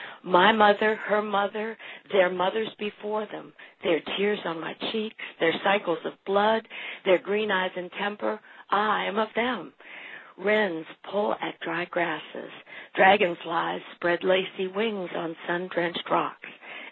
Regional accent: Wheeling, West Virginia, United States; now in Yorktown, United States; I grew up in Wheeling, and I currently reside in Yorktown, Virginia.

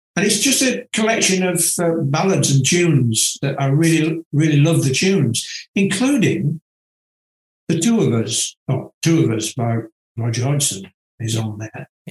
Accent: near Manchester, North West England, United Kingdom; moved away; also born or lived in California; to study in Manchester, of all places, which is quite near to my hometown

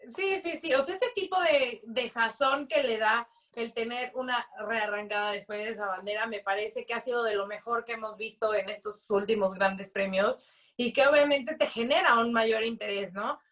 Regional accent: Mexico; como mexicanos, como latinos

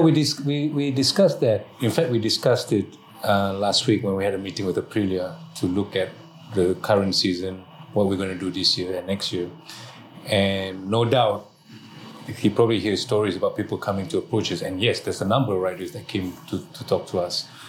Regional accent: Malaysia; being Malaysian

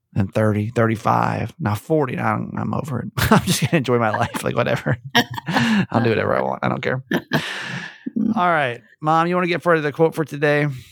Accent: Georgia, United States; I grew up in Georgia

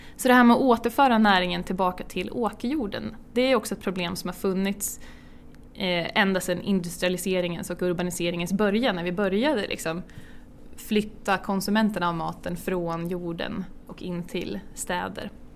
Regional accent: Björk, Sweden; uppväxt i en by som heter ja, bysocken i en ännu mindre by som heter Björk

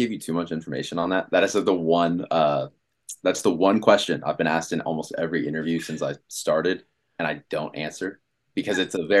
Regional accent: Washington, District of Columbia, United States; moved away as an adult; now in Los Angeles, United States; I'm from Washington, D.C.

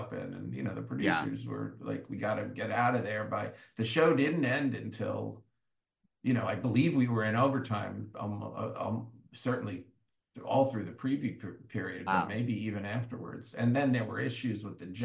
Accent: Great Neck, New York, United States; I'm from Great Neck

